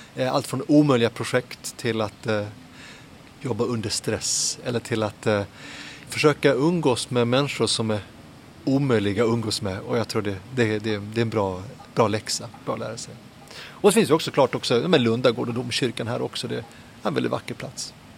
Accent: Helsingborg, Skåne, Sweden; moved away as an adult; also born or lived in Södertälje; now in Lund, Sweden; jag föddes i Södertälje och växte upp eh, lite grann där och så mycket i Helsingborg faktiskt

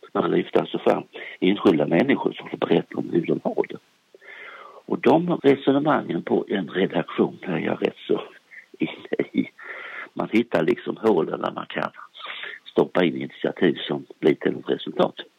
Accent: Småland, Sweden; moved away; jag är gärna uppe i Småland, i min hembygd, där jag är född

